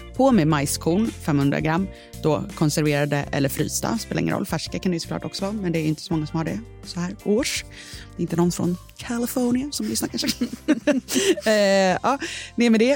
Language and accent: Swedish; Sweden; som svensk